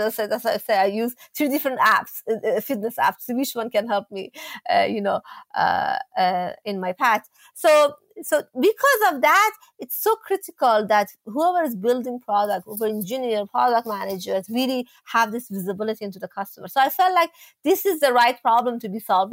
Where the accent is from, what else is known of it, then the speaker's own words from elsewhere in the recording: Iran; moved away; when I was growing up in Iran